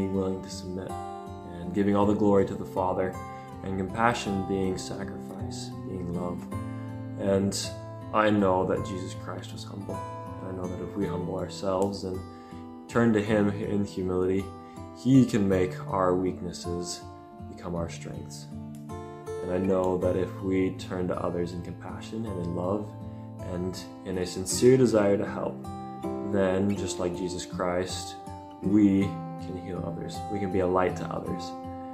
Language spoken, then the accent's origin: English; Kaysville, Utah, United States; moved away as an adult; now in Kentucky, United States; I'm from Kaysville, Utah